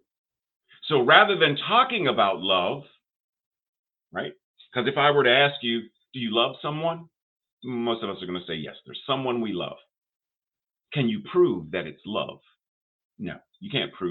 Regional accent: Pittsburgh, Pennsylvania, United States; I grew up in Pittsburgh, had a lot of Jewish friends

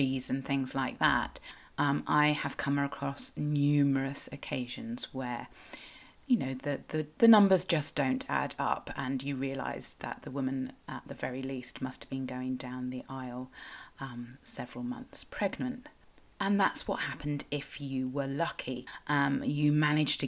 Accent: Cornwall, South West England, United Kingdom; I am a Cornish writer and blogger with a bit of a passion for local history

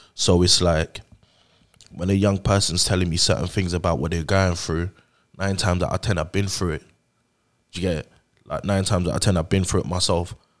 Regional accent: London, United Kingdom; also born or lived in Nigeria; I grew up over here

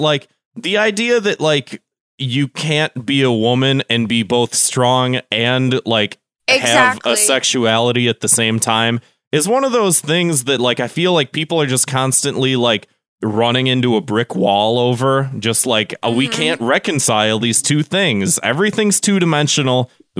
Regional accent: Chicago, Illinois, United States

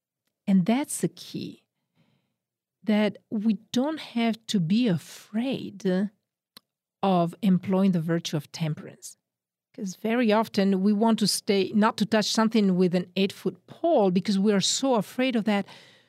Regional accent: northern Italy, Italy; accent: Northern Italian; English is a second language; I said that my accent is from Oregon. No, it's actually from Northern Italy.

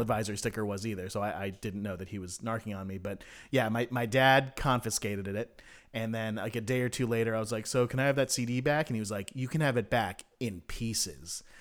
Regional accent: South Bay, California, United States; my hometown's daily newspaper called The Daily Breeze

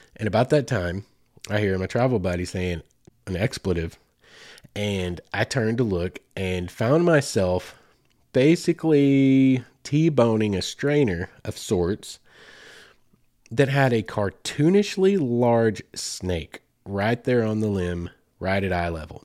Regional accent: Arkansas, United States; Mammoth Springs, Arkansas, right here in my home state.

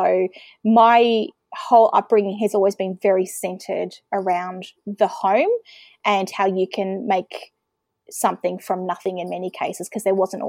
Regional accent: Melbourne, Victoria, Australia; also born or lived in Western Australia; now in Bairnsdale, Australia; So I am originally from Melbourne. I spent some time living in WA for a few years as a kid and wound back in Victoria. Now living in East Gippsland, which is regional Victoria, about 3.5 hours away from Melbourne.

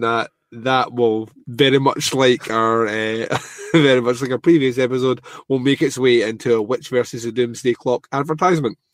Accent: Scotland, United Kingdom; a Scotsman

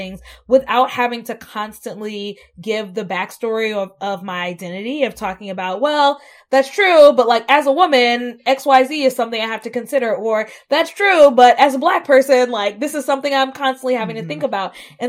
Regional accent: the South, United States; moved away as an adult; I was raised in the South. I moved to the Midwest for the first time as an adult.

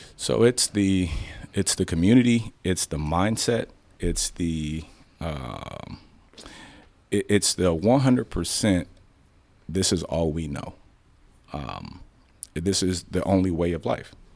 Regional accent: Chicago, Illinois, United States; now in Dallas, United States; Born and raised in Chicago.

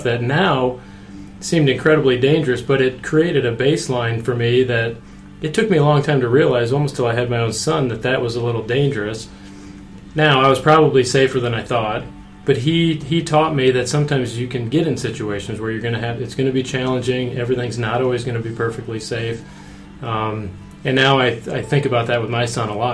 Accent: Iowa, United States; When I was growing up, I grew up in Iowa.

